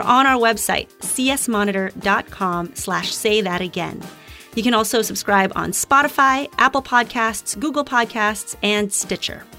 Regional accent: Philippines; moved away; growing up in the Philippines

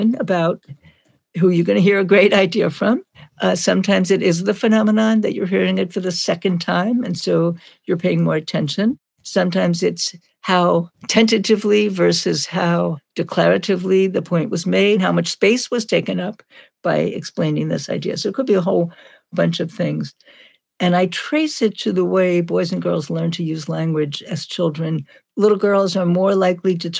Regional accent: New York City, New York, United States; I grew up in Brooklyn, we have a rather fast pace that to us is normal

